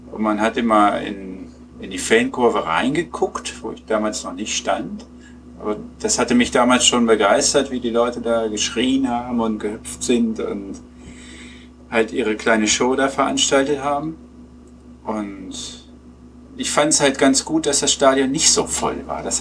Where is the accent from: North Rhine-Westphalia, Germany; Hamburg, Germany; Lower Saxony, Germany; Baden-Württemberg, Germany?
Lower Saxony, Germany; Peine; Nee, gar nicht. Ich komme aus Peine.